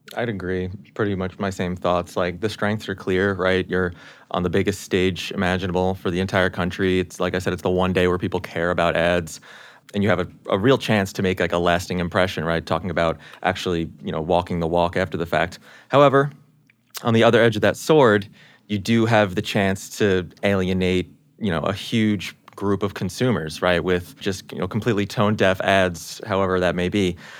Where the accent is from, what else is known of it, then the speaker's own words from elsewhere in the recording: New York, United States; born and raised in New York